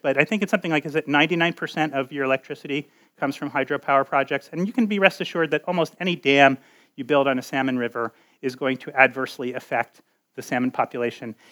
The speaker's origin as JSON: {"language": "English", "region": "Connecticut", "country": "United States", "tie": "born or raised there", "moved": "yes", "said": "That is the um, state of Connecticut, and that is my home state."}